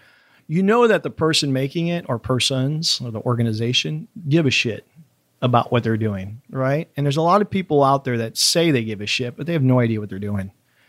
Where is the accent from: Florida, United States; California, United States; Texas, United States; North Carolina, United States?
Florida, United States; now in Miami, United States; I grew up in Central Florida on a farm, you know, walking on fences and, you know, definitely, you know, Mark Twain or Huckleberry Finn kind of stuff.